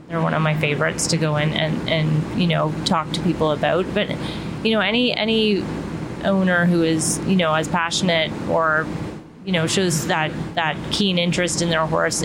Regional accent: Ottawa, Ontario, Canada; moved away as an adult; now in Florida, United States; I'm originally from Ottawa, Canada. I moved down to Florida

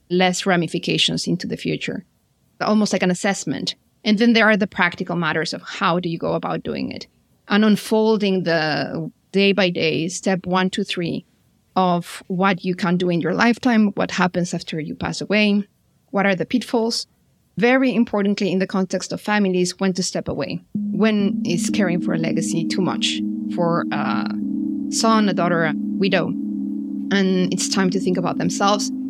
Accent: Mexico; moved away as an adult; I'm originally from Mexico, studied there all my schooling years and childhood was in Mexico.

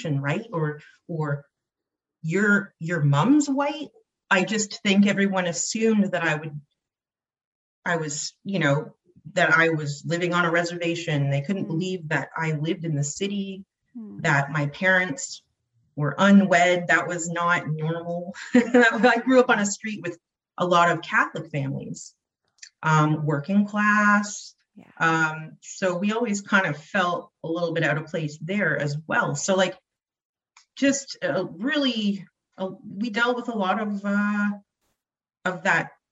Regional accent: London, Ontario, Canada; I hail from London, Ontario, Canada.

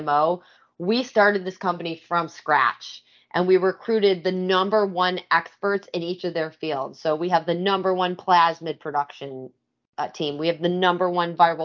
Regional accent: Michigan, United States; also born or lived in New York / Los Angeles; now in Philadelphia, United States; I'm originally from Michigan, so not a native Philadelphian

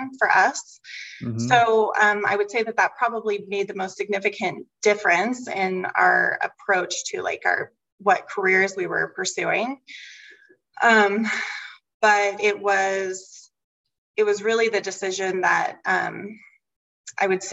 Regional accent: United States; now in Treasure Valley, United States; I live in the Treasure Valley, as you know, my hometown is just a couple of hours from Boise

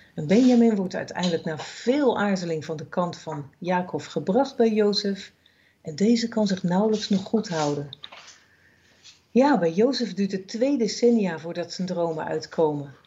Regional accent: Netherlands; als Nederlanders

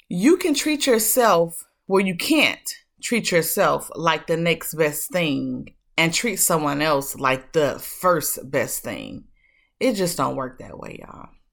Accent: Detroit, Michigan, United States; I was born and raised up in Detroit, Michigan, better known as the D, the three one three.

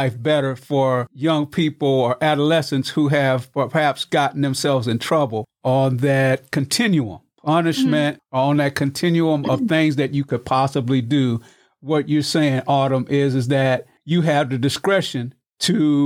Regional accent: Missouri, United States; moved away; That's my home state, too. Yeah, the show me state

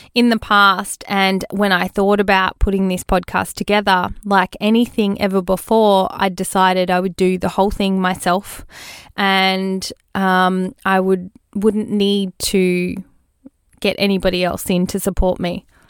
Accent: Australia; born or raised there

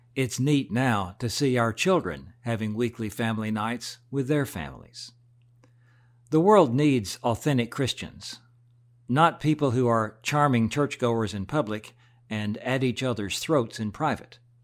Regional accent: United States; Alan and I grew up in about as typical an American family as you can imagine

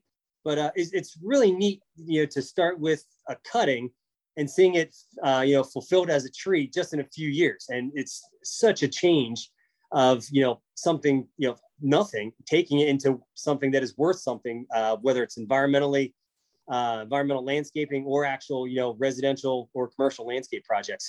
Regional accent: central Pennsylvania, United States; I grew up on a family dairy farm in central Pennsylvania

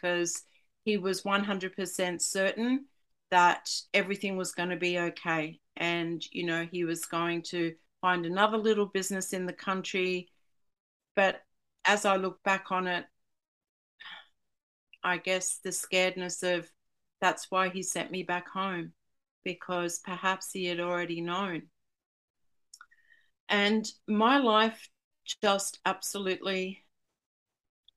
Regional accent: Sydney, New South Wales, Australia; I'm from Sydney

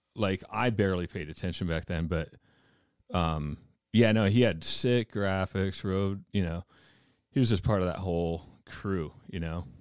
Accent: Mount Baker, Washington, United States; I'm from Baker

